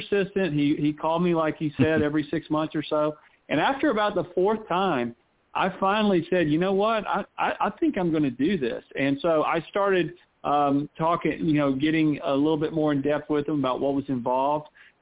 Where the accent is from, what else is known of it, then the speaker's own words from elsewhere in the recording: North Carolina, United States; now in Columbus, United States; I'm from North Carolina.